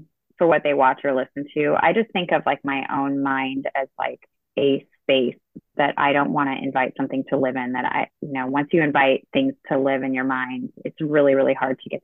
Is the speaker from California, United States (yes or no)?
yes; California, United States; now in New England, United States; I grew up in California